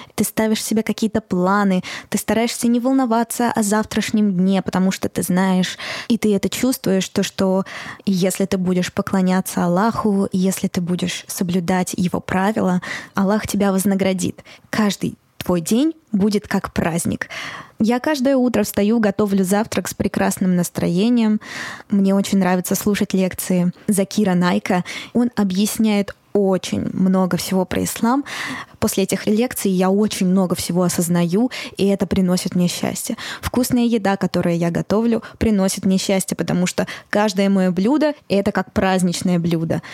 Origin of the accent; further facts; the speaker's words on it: Moscow, Russia; я родилась и выросла в Москве